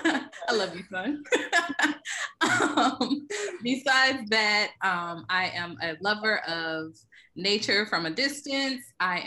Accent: Delaware, United States; now in Georgia, United States; I am from Delaware, but I am living in the great state of Georgia. OTP, though. I am not inside the perimeter.

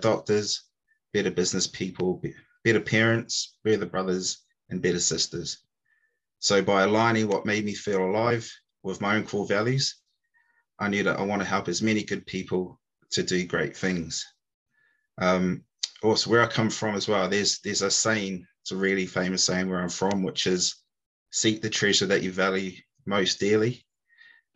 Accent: New Zealand; moved away as an adult; now in United Kingdom; I'm originally from New Zealand, so apologies if you can't understand me

